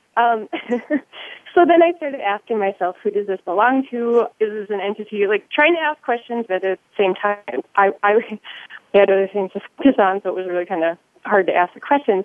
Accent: North Dakota, United States; I'm from North Dakota

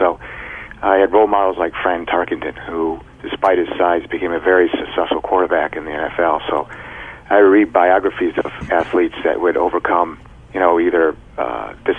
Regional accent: Illinois, United States; also born or lived in Cleveland, Ohio; I moved into Illinois from Cleveland, Ohio when I was in fifth grade

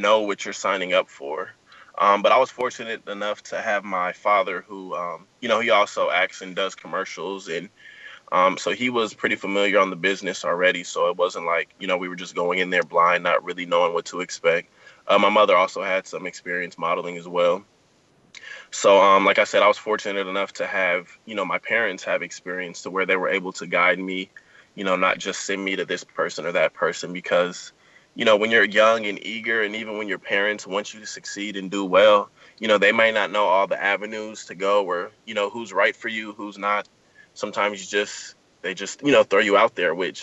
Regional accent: Southern California, United States; Born and raised in Southern California

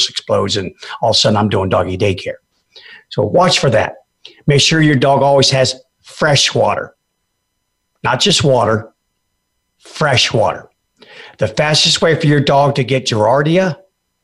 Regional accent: Fairbanks, Alaska, United States; I grew up in Alaska and I know a little bit about cold. The interior of Alaska, by the way, not that wimpy old Juneau and Ketchikan down there on the panhandle. I'm talking about Fairbanks, baby.

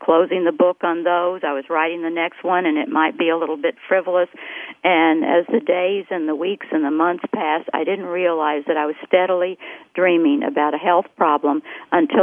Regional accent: the South, United States; I grew up in the South, and I grew up in a dreaming culture

